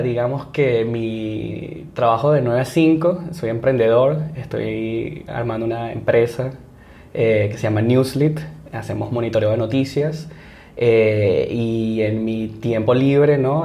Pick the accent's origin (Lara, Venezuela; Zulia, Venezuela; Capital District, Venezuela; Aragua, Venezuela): Lara, Venezuela; Barquisimeto; moved away as an adult; now in San Francisco, United States; nací y crecí en Barquisimeto, Venezuela